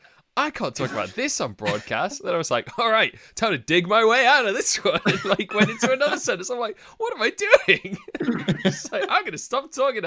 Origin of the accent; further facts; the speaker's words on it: Doncaster, Yorkshire and the Humber, United Kingdom; I'm from Doncaster, but that's a different thing.